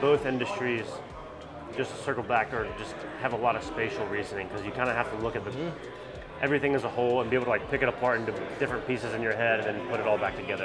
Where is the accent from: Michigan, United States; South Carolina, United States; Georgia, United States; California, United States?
South Carolina, United States; Anderson; I'm from Anderson, South Carolina